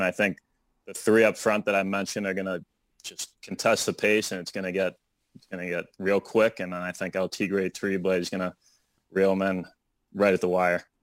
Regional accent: Brighton, Massachusetts, United States; I'm from Brighton, Massachusetts, and I grew up playing a lot of hockey and baseball.

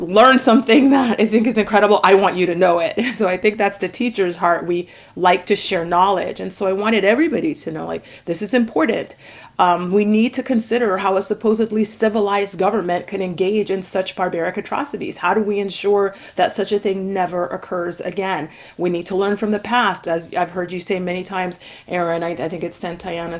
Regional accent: Jamaica; I'm Jamaican. And so, you know, Jamaica is a little island in the Caribbean

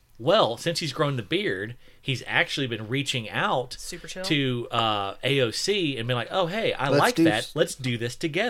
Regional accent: Canada; I'm Canadian, and the artist is Italian.

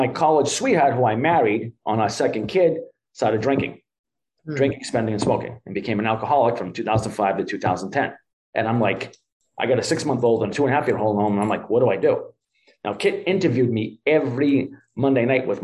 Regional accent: Everett, Massachusetts, United States; accent: Boston; I'm from Everett, Mass, right outside of Charlestown

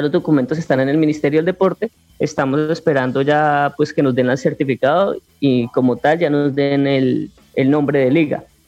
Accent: Arauca, Colombia; en nuestra región, en Arauca

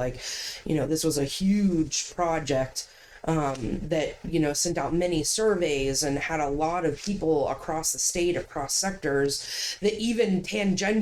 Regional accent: Ohio, United States; now in Maine, United States; I'm from Ohio. I was a marine science major in Ohio.

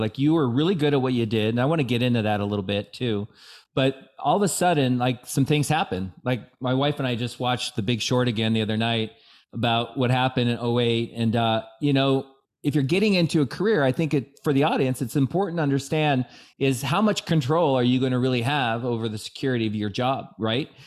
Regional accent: Bellevue, Washington, United States; born or raised there

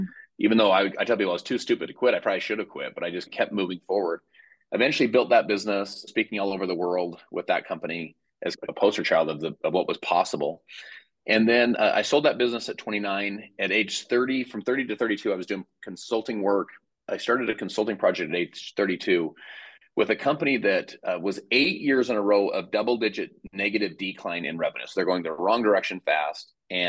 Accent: Salt Lake City, Utah, United States; But I'm from Salt Lake City, Utah.

